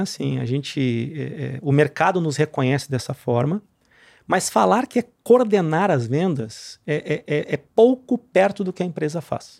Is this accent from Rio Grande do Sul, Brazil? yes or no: yes; Cachoeira do Sul, Rio Grande do Sul, Brazil; also born or lived in Porto Alegre; now in Minas Gerais, Brazil; sou gaúcho. Nasci em Porto Alegre. É, me criei numa cidadezinha do interior chama Cachoeira do Sul.